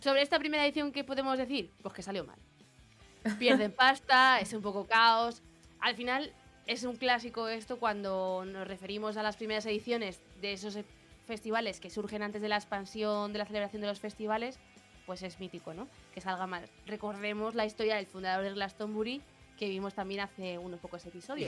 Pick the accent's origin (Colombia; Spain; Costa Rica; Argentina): Spain; Madrid, Community of Madrid; somos de Madrid